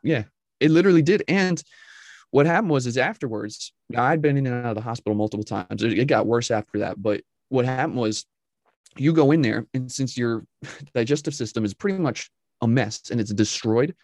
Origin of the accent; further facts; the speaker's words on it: just north of New York City, United States; originally, I'm from New York but not New York City with the you know with the accents. But I'm from New York, just north of there. Grew up, was raised there